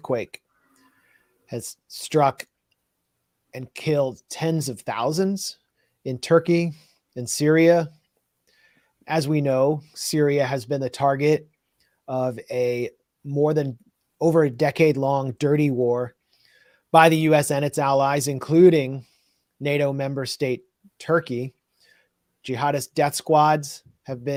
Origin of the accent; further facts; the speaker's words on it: Washington, District of Columbia, United States; I grew up in Tacoma, D.C., Tacoma Brightwood, on the other side of the border, the Maryland side